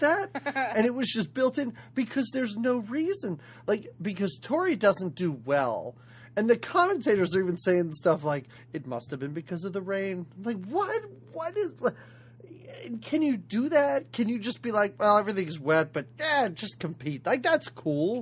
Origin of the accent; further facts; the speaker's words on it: United States; accent: American; We're American